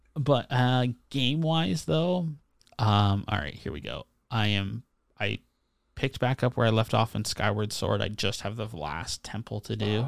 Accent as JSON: {"language": "English", "country": "Canada", "said": "as a Canadian with a lot of American friends"}